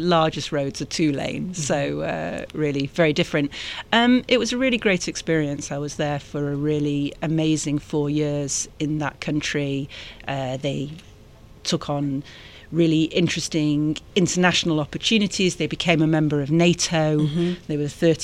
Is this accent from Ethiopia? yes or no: no; Manchester, North West England, United Kingdom; moved away as an adult; also born or lived in Macedonia / Brussels; now in Atlanta, United States; I grew up in Manchester in the north of England.